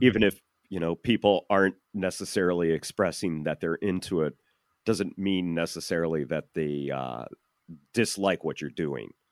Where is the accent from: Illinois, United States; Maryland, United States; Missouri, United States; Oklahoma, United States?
Illinois, United States; Chicagoland area; I'm from the Chicagoland area